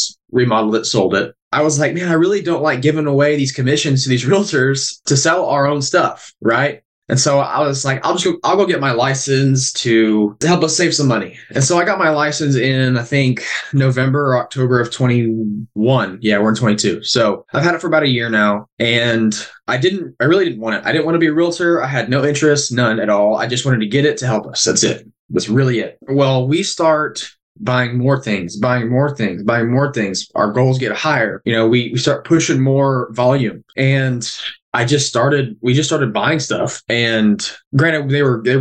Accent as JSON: {"language": "English", "area": "Burnham", "region": "Texas", "country": "United States", "said": "I am originally from Burnham, Texas."}